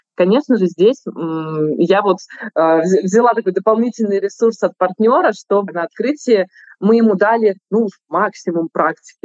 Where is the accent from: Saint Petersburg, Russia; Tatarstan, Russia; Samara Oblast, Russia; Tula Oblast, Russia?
Saint Petersburg, Russia; я тоже как петербурженка